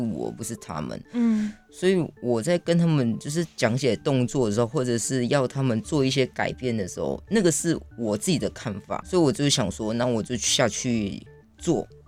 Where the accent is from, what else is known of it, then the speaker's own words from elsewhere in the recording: Taiwan; 我是在部落里面长大的